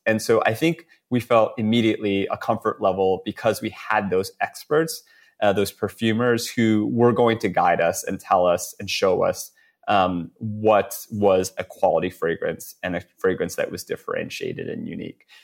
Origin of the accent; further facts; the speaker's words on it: New York, United States; we're both, you know, born and raised in New York